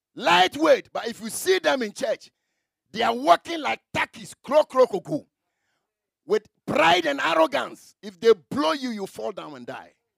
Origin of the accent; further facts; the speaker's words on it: Memakrom, near Bekwai, Ashanti, Ghana; i come from memakrom memakrom